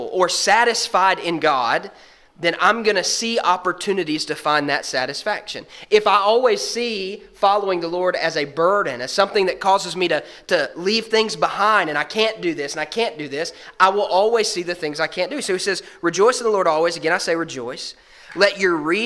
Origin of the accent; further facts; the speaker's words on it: Alabama, United States; growing up in Alabama